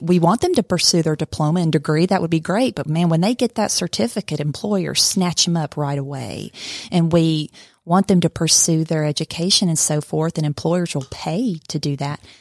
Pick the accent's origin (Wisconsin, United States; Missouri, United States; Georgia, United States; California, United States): Georgia, United States; Blue Ridge; now in Cartersville, United States; originally from Blue Ridge, Georgia.